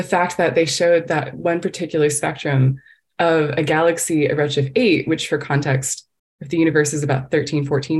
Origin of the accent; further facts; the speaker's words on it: Texas, United States; moved away as an adult; I come from Texas